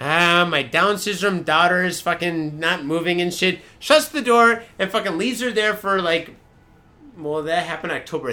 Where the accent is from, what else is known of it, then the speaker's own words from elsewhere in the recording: United States; now in Japan; I'm from America